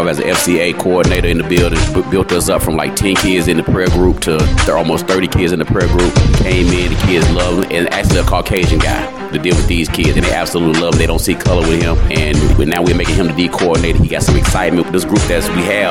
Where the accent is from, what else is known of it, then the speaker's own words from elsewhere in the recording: South Carolina, United States; moved away; I'm originally from South Carolina area